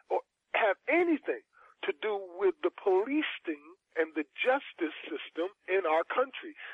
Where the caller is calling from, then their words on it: New Jersey, United States; Yes, I'm New Jer- I'm from New Jersey, and I'm listening to these statistics.